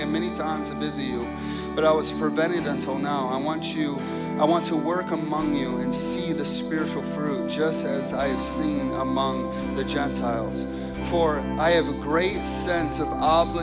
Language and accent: English; Chicago, Illinois, United States; moved away; I grew up in Chicago